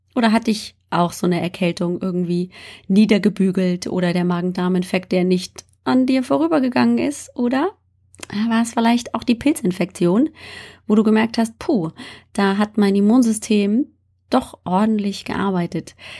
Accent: Bavaria, Germany; moved away; also born or lived in northern Germany; ich bin in Bayern aufgewachsen.

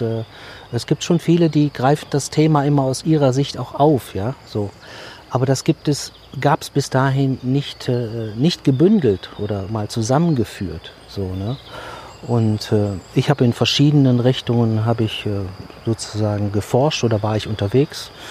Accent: Düsseldorf, North Rhine-Westphalia, Germany; Bin in der Großstadt groß geworden und äh, ja, bei uns auf der Straße wuchs kein einziger Baum

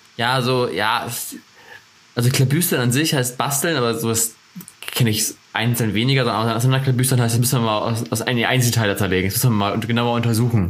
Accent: Northern Germany, Germany; accent: northern German (nordisch); moved away as an adult; also born or lived in Oldenburg, Lower Saxony; now in Ansbach, Germany; meinen nordischen Dialekt

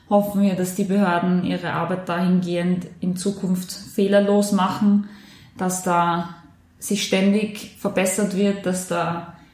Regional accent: Korneuburg, Lower Austria, Austria; Und bei mir in meiner Heimatstadt in Korneuburg ist ja leider auch dieser junge Mann erschossen worden.

